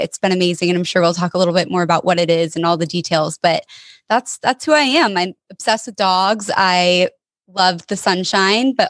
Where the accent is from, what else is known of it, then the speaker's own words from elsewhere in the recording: Denver, Colorado, United States; moved away as an adult; now in Portland, United States; I'm originally from Denver, Colorado